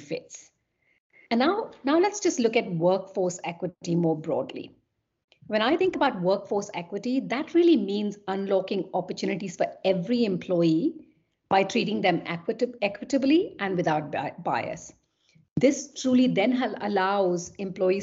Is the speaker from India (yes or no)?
yes; Kolkata, West Bengal, India; moved away as an adult; also born or lived in London / Paris / Munich / Vienna; I'm originally from Kolkata in India